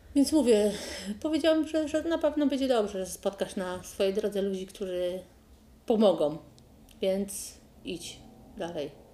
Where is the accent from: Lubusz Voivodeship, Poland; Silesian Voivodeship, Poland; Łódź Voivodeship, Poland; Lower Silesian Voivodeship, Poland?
Lubusz Voivodeship, Poland; Zielona Góra; czy pani jest z Zielonej Góry? Ja mówię, że tak.